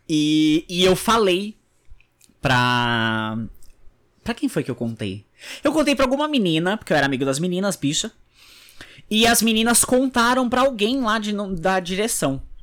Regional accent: Guarujá, São Paulo, Brazil; no Guarujá, que é de onde eu sou

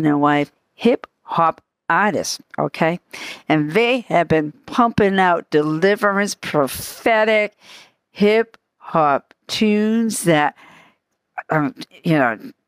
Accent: Boston, Massachusetts, United States; accent: Bostonian; They're from the Boston area like I am.

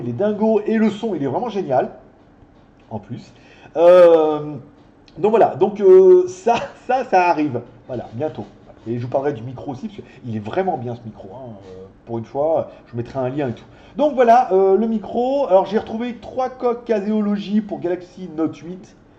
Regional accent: France; also born or lived in China; now in Thailand; je suis français

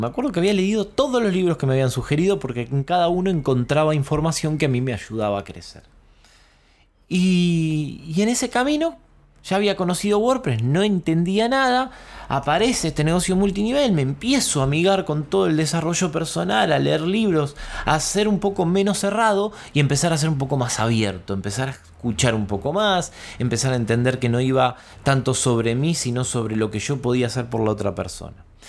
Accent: Quilmes, Buenos Aires Province, Argentina; un coworking en Quilmes, en mi barrio, en donde yo nací

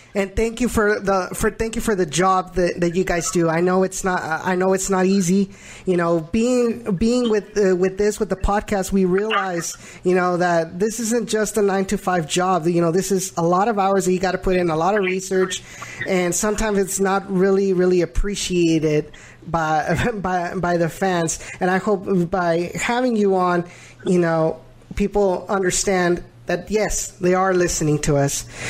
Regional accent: the Rio Grande Valley, Texas, United States; moved away as an adult; now in Houston, United States; before I moved into uh, moved to Houston, I because I I'm from the Valley

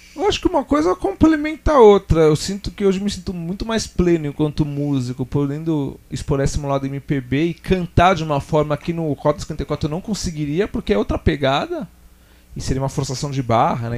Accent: Ipiranga, São Paulo, Brazil; a gente é lá do Ipiranga, né? A banda, praticamente todo mundo

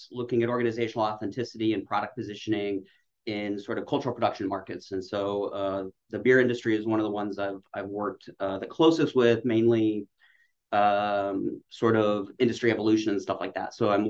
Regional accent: Utah, United States; I'm from the West. I'm from Utah.

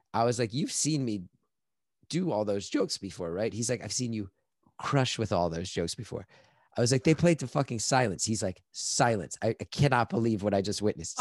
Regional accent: New York, United States; I'm like this New Yorker

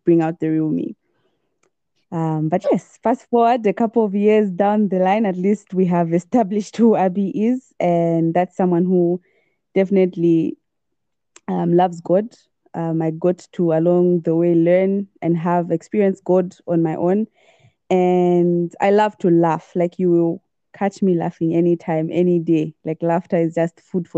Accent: Lusaka, Lusaka Province, Zambia; grew up in Lusaka, born and bred in Lusaka

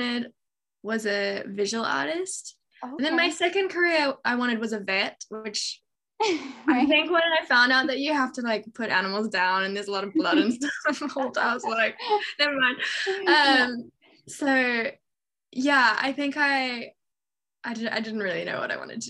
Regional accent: Johannesburg, Gauteng, South Africa; also born or lived in England; I was born in England, but we moved to South Africa when I was two. So I grew up in Johannesburg.

